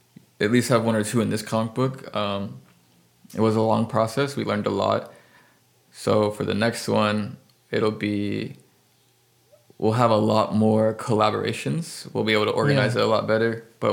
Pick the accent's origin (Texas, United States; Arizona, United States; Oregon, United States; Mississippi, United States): Texas, United States; San Antonio; I moved here when I was 8. I grew up in San Antonio. I still consider myself a Texan.